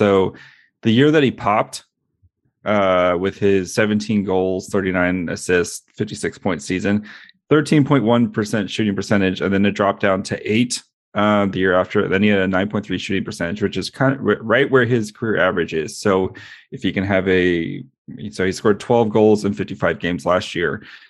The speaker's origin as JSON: {"language": "English", "region": "the South", "country": "United States", "tie": "born or raised there", "said": "Well, it's not my fault. I grew up in the South"}